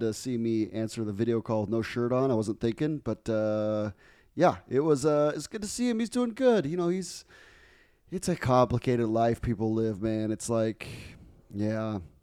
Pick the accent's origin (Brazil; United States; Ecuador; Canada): Ecuador; Guayaquil, Guayas; moved away; I grew up in Guayaquil, the largest city